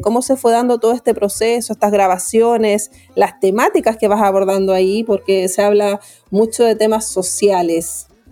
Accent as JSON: {"language": "Spanish", "country": "Chile", "said": "nuestro país"}